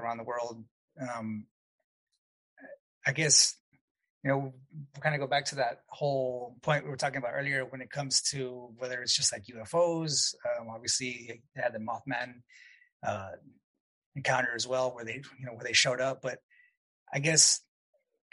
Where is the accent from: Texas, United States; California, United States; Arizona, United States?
Texas, United States; El Paso; moved away; I'm from El Paso originally, way West Texas